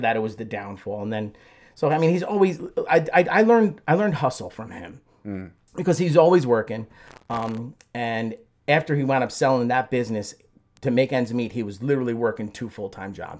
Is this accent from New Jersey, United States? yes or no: yes; Belleville, New Jersey, United States; also born or lived in Newark, New Jersey; I grew up in Belleville